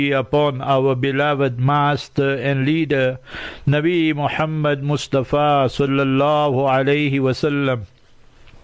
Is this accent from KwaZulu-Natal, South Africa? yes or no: no; Heidelberg, Gauteng, South Africa; moved away as an adult; also born or lived in Pakistan / Newcastle; I was born in Heidelberg, and then I became Hafiz there